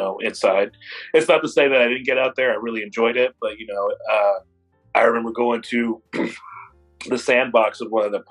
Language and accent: English; Indianapolis, Indiana, United States; also born or lived in Florida; now in Seattle, United States; we grew up in Indianapolis